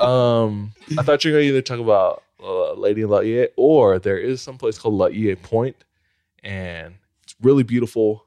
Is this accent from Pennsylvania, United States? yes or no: no; Hawaii, United States; born or raised there